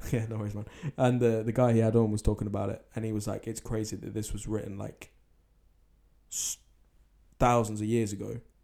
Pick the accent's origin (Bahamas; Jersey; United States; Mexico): Jersey; I'm a Jersey philosopher